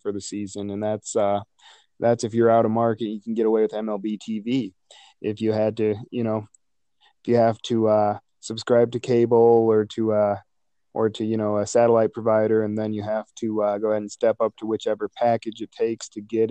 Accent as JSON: {"language": "English", "region": "Illinois", "country": "United States", "tie": "born or raised there", "said": "I grew up in Illinois"}